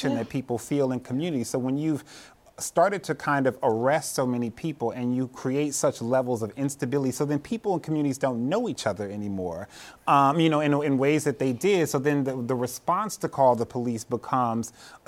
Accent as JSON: {"language": "English", "town": "Cleveland", "region": "Ohio", "country": "United States", "tie": "born or raised there", "said": "I grew up in Cleveland, Ohio, in a housing project in the 80s"}